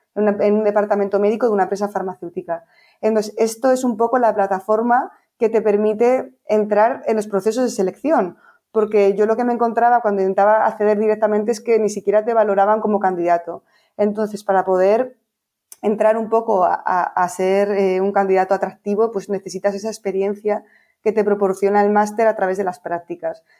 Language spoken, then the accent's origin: Spanish; Bilbao, Basque Country, Spain; moved away as an adult; also born or lived in Pamplona / Bristol, United Kingdom; now in Madrid, Spain; yo soy de Bilbao y, viví allí durante 18 años